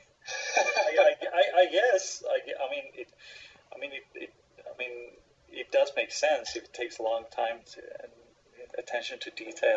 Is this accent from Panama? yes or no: no; Sweden; I'm from Sweden